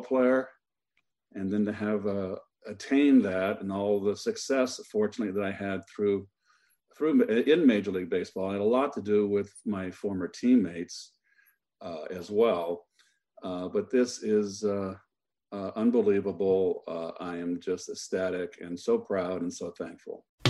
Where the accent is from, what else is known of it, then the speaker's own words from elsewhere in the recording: Pacifica, California, United States; just a little old blue collar kid growing up in Northern California on a beach town called, uh, Pacifica, seventeen miles south of Candlestick Park.